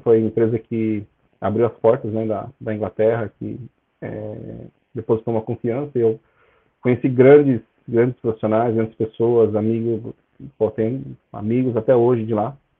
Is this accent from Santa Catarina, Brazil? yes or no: no; São Bernardo do Campo, São Paulo, Brazil; moved away as an adult; also born or lived in Catalão, Goiás / England; now in United Kingdom; eu sou natural de São Bernardo do Campo, onde eu morei bastante tempo, 22 anos. Depois eu mudei, né, do nada, mudei para Catalão, Goiás